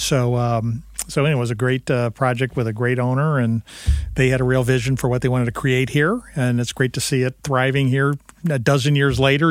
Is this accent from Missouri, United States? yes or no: yes; St. Louis, Missouri, United States; I come from a construction family, born and raised in St. Louis